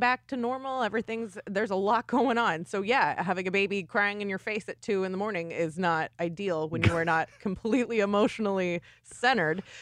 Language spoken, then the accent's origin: English; Arizona, United States; also born or lived in Los Angeles, California; I uh, spent most of my life there but I, w- I was not born there.